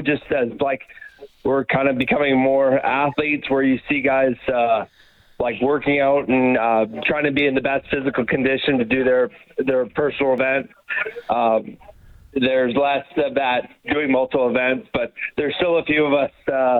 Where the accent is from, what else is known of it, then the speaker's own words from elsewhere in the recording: Northern Ontario, Canada; moved away as an adult; also born or lived in Texas; now in Didsbury, Canada; I grew up in Northern Ontario.